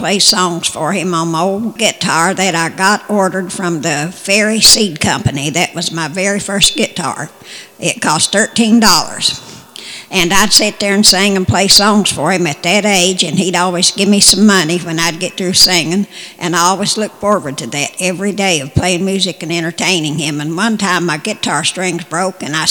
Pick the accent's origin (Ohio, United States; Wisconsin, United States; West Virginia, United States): West Virginia, United States; My childhood, I grew up in West Virginia